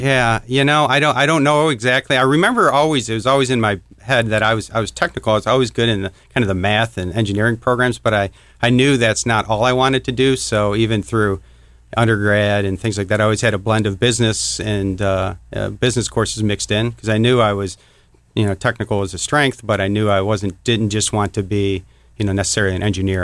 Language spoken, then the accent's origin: English; Warren, Michigan, United States; I grew up in Michigan, a town called Warren. It's uh, just north of Detroit.